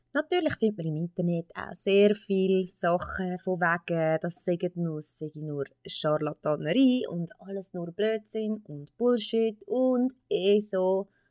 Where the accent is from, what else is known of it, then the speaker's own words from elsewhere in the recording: Switzerland; bei uns in der Schweiz